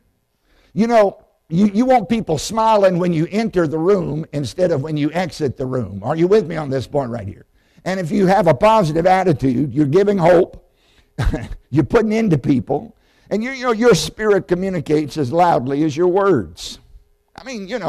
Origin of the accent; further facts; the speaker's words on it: Southside, Virginia, United States; I grew up in Southside, Virginia.